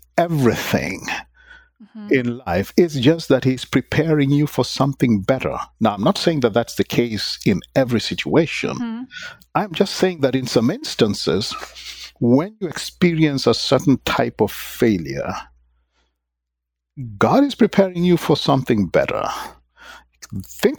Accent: Kenya; moved away as an adult

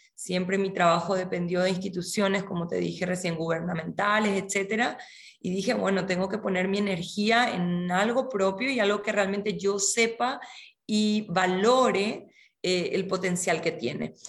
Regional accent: Paraguay; also born or lived in Córdoba, Argentina / Misiones, Argentina; nací en Córdoba, Argentina. Vengo de, una familia de tradición musical, específicamente coral, de Argentina. Mi familia se trasladó a Paraguay por temas laborales cuando yo era muy chica, así que me crié en este país

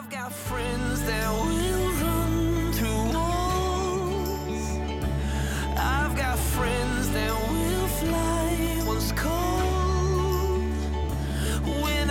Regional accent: Edo, Nigeria; I am from Edo State.

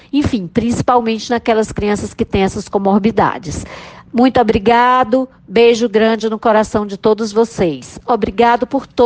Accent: Ceará, Brazil; Eu sou da Universidade Federal do Rio de Janeiro, mas eu sou nordestina, sou cearense

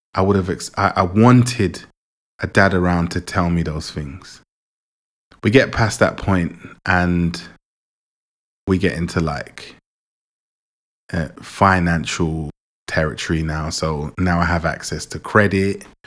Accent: England, United Kingdom; also born or lived in Jamaica; I was born in Jamaica, was born in Jamaica, and I came to England four years old

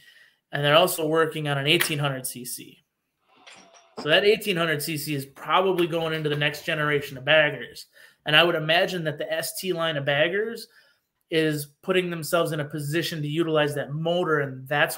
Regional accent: Tomahawk, Wisconsin, United States; I'm from North Central Wisconsin. I was born and raised in Tomahawk, actually. So, basically, my entire town where I was born and raised was supported by Harley.

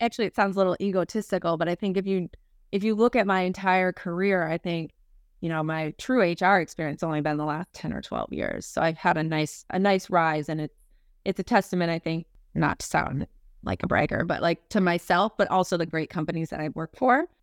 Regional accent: Minnesota, United States; moved away as an adult; now in Boston, United States; I am a, uh, born and raised in Minnesota girl. Uh, so, you know, Midwestern at my core, I moved out to Boston about, uh, seventeen years ago

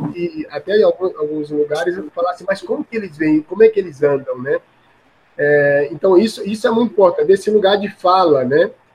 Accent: Alagoas, Brazil; eu também sou de Alagoas

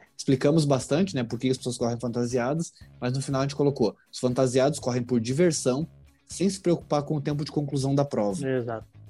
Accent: Rio Grande do Sul, Brazil; moved away as an adult; now in São Paulo, Brazil; sou gaúcho, mas no momento estou morando em São Paulo

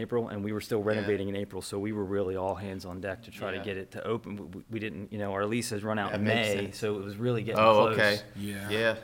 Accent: Anne Arundel County, Maryland, United States; Born and raised in Anne Arundel County.

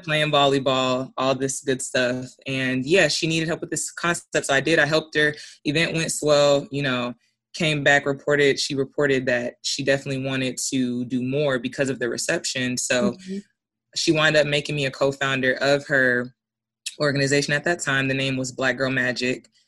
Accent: Alaska, United States; I'm from Alaska.

